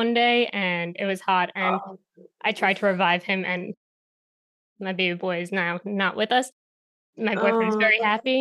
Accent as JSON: {"language": "English", "region": "New York", "country": "United States", "tie": "born or raised there", "said": "growing up in New York and having plants"}